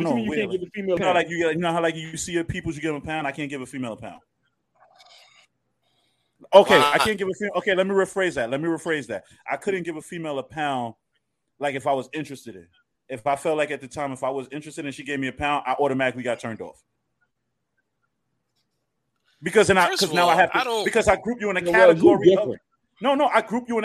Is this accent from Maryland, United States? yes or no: no; New York City, New York, United States; I was born in Lincoln Hospital.